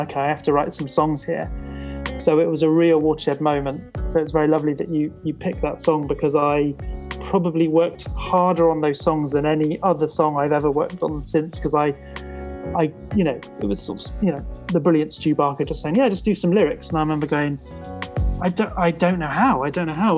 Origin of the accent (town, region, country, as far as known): Truro, South West England, United Kingdom; born or raised there